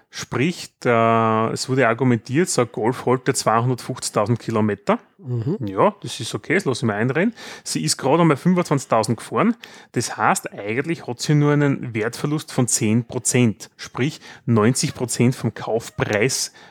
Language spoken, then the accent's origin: German; Austria; wenn wir als Österreicher woanders sind.